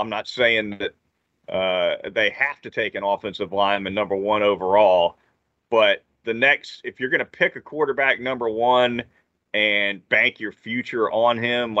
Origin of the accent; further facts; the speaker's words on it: Jacksonville, Florida, United States; I grew up in Jacksonville.